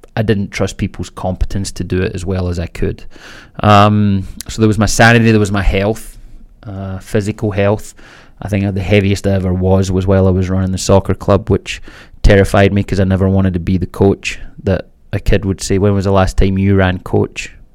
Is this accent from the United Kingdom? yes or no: yes; Scotland, United Kingdom; I was born in Scotland, raised Catholic